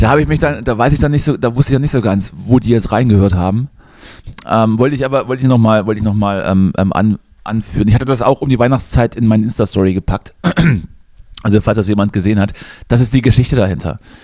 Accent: Thuringia, Germany; moved away; meinem Heimatort

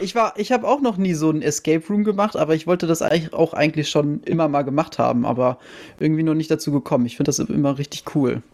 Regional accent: Wiesbaden, Hesse, Germany; ich komme ja aus Wiesbaden

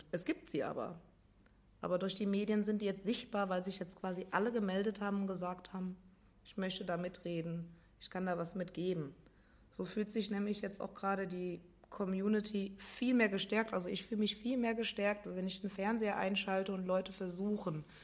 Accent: Rhineland-Palatinate, Germany; Ich bin in Rheinland-Pfalz aufgewachsen, in der Eifel und in Hunsrück.

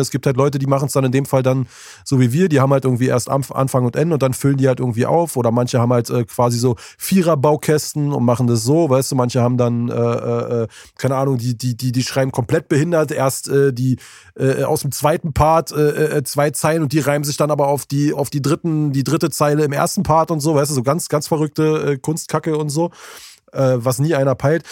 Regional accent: Berlin, Germany; hier bei uns in Berlin

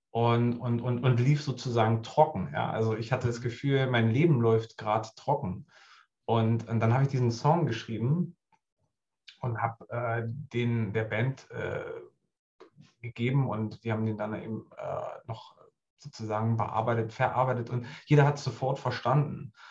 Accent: Harz, Germany; Also ich komme auch ursprünglich aus dem Harz.

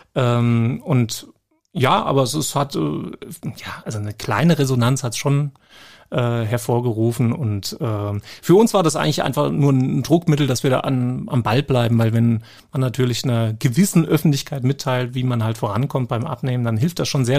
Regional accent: Germany; als Deutscher

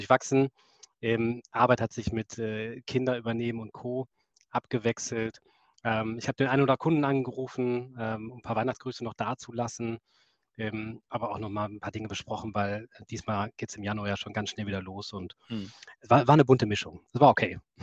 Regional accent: Essen, North Rhine-Westphalia, Germany; ich bin Kind des Ruhrgebiets, ich komme aus Essen

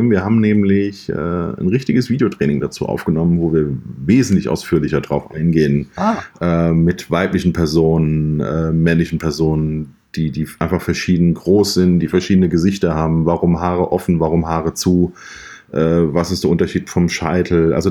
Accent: Mainz, Rhineland-Palatinate, Germany; Ich bin aus Mainz, arbeite, arbeite dort als äh, selbstständiger Fotograf in Vollzeit

